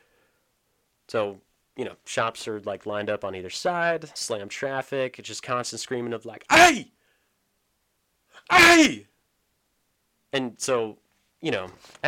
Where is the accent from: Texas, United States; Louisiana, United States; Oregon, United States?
Oregon, United States; now in Utah, United States; a product of growing up in Oregon